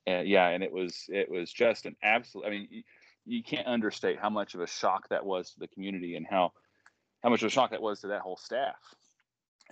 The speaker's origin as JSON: {"language": "English", "town": "Williamson", "region": "West Virginia", "country": "United States", "tie": "born or raised there", "said": "I grew up in Williamson, down in Mingo County"}